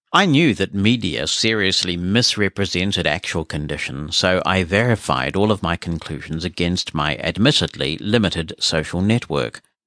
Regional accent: New Zealand; as a New Zealander

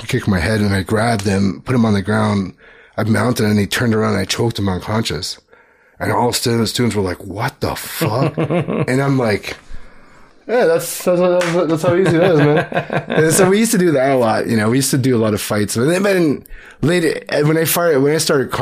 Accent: Toronto, Ontario, Canada; also born or lived in Richmond Hill / Markham / Los Angeles; we grew up in Scarborough

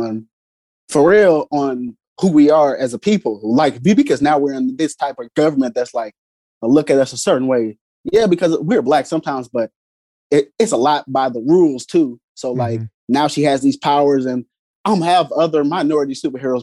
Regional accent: East St. Louis, Illinois, United States; now in Belleville, United States; I was born in Belleville, but like I'm from East St. Louis and I moved around the area

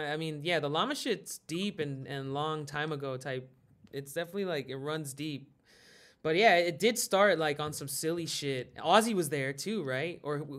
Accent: Peru; I'm from Peru

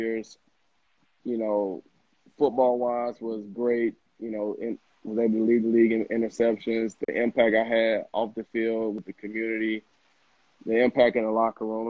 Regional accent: Summit, Mississippi, United States; moved away; I'm actually from Summit. It's in Pike County. It's right next to Macomb.

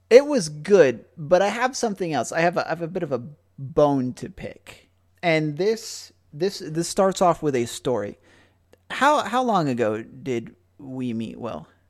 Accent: United States; as an American

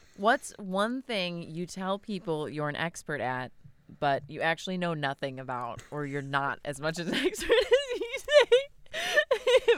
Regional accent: Wisconsin, United States; I'm from Wisconsin

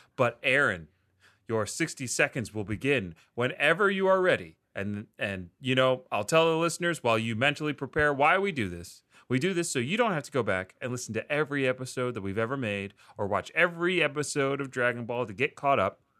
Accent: Delaware, United States; I'm from Delaware

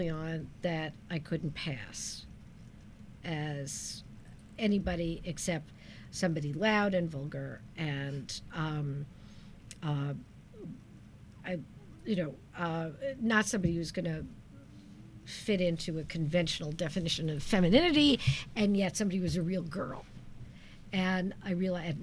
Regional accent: New York City, New York, United States; moved away as an adult; now in Storrs, United States; I grew up in Brooklyn, New York, and I learned to be funny because if you're not funny in Brooklyn, people will kill you

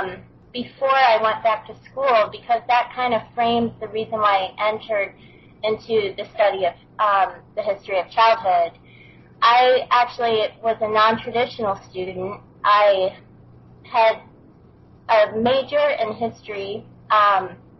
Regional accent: south of Buffalo, Western New York, United States; moved away as an adult; I grew up in Western New York, south of Buffalo. So for the first 25 years of my life

